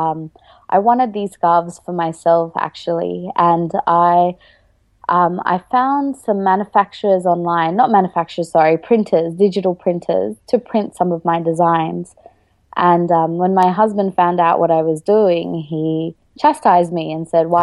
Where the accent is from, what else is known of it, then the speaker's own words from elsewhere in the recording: Australia; also born or lived in Sri Lanka; I'm originally from Sri Lanka and we moved to Australia when I was about 3 years old. So I've been here for about 28 years now. So I've grown up here